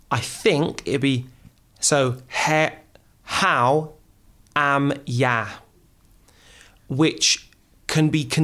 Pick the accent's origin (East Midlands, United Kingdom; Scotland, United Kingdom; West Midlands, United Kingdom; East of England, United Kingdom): West Midlands, United Kingdom; Wolverhampton; also born or lived in Oxford, United Kingdom; so i was born in oxford but i was raised in wolverhampton